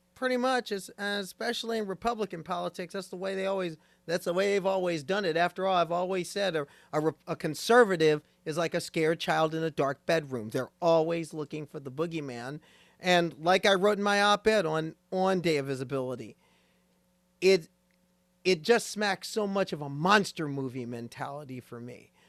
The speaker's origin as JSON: {"language": "English", "region": "Nebraska", "country": "United States", "tie": "born or raised there", "moved": "yes", "said": "That's my home state. That's my home state. Going home to Nebraska"}